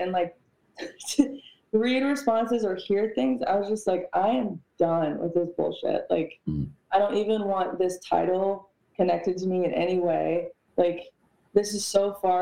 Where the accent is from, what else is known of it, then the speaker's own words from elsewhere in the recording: New York, United States; I come from New York. Like, I am 75% Puerto Rican.